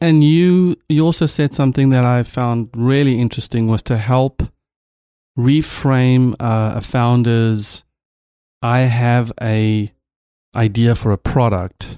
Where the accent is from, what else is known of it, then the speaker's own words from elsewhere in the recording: South Africa; first language Afrikaans; English is a second language; as a South African